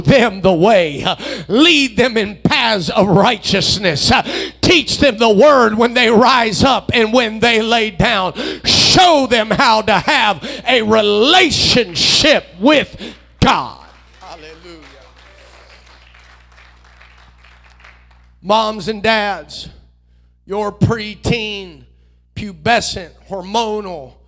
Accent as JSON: {"language": "English", "country": "United States", "tie": "born or raised there", "said": "I was raised here in the United States"}